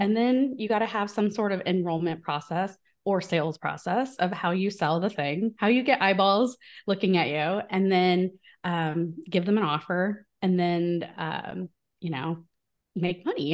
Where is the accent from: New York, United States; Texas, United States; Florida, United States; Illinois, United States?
Illinois, United States; small town in; moved away; I'm from the Midwest in, in the U S, so from a very small town in Illinois